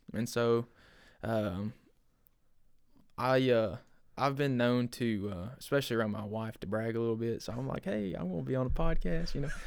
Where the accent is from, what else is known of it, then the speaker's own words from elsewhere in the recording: Bryant, Arkansas, United States; I grew up in Bryant